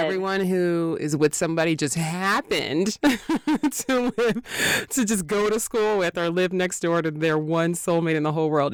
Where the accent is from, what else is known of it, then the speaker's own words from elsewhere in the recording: New York, United States; now in Los Angeles, United States; I'm from New York